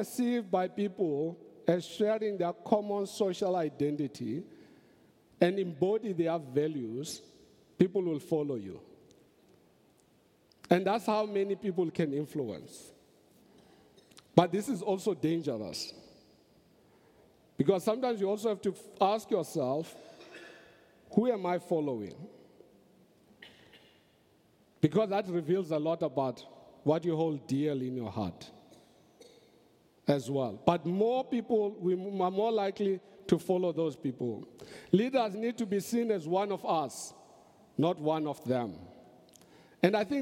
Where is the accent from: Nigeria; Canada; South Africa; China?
South Africa